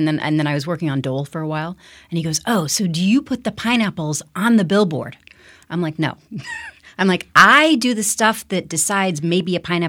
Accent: Denver, Colorado, United States; born there; Where am I from? I am technically from Denver, Colorado. You probably did not know that.

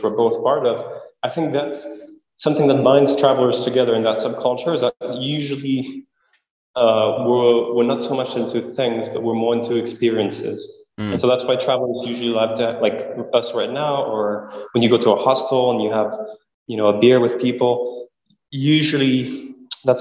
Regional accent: Quebec City, Quebec, Canada; my hometown, Quebec City

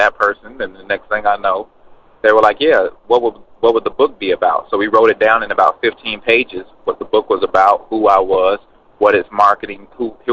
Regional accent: Atlanta, Georgia, United States; I'm from Atlanta

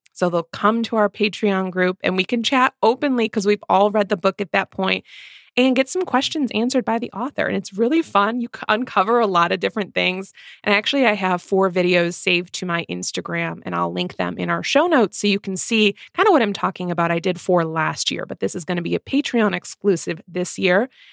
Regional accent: Midwest, United States; two Midwest mood readers

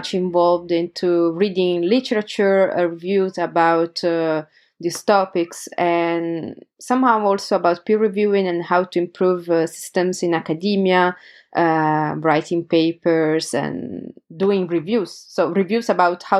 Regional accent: Turin, Piedmont, Italy; my hometown, Turin, in Italy

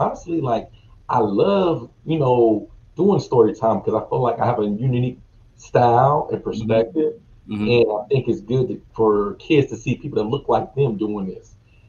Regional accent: Charlotte, North Carolina, United States; I'm originally from Charlotte, North Carolina. I'm an Air Force veteran. I've lived a little bit of everywhere, but I'm a country boy, man, from Carolina.

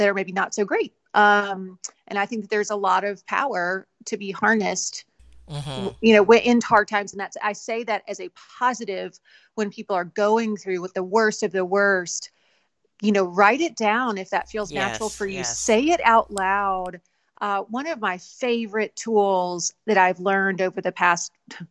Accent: Alabama, United States; I grew up in Alabama

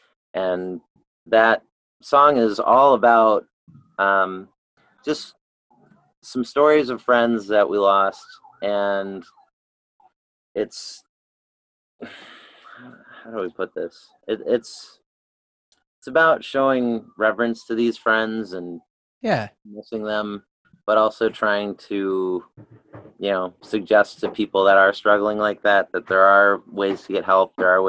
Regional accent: Buffalo, New York, United States; you know, we're from Buffalo, and there's a lot of different crises from here.

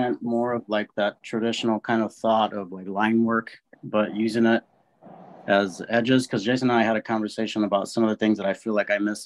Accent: Bloomington, Illinois, United States; Bloomington, Illinois.

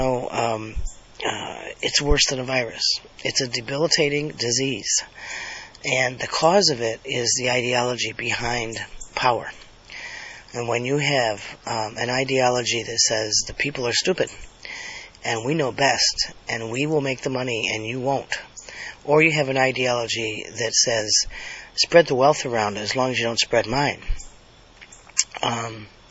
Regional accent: United States; This is our country.

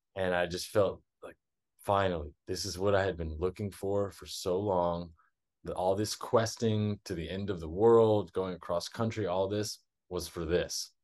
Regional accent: Texas, United States; moved away as an adult; also born or lived in South America; I was born and raised in Texas

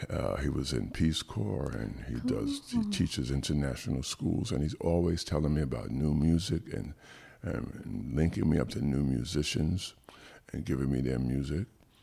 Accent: New York City, New York, United States; moved away as an adult; now in Charleston, United States; I was born and raised in Brooklyn. I moved here until I was in my 30s, okay?

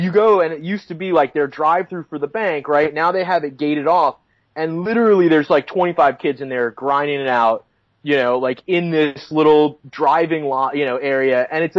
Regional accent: West Palm Beach, Florida, United States; moved away as an adult; now in Southern California, United States; I grew up in Florida, where there is really warm water but really small waves. Whereabouts in Florida? In West Palm Beach.

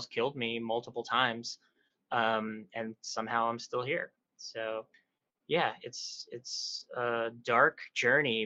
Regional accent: South Texas, United States; moved away as an adult; now in New York City, United States; I grew up in South Texas in a small little town

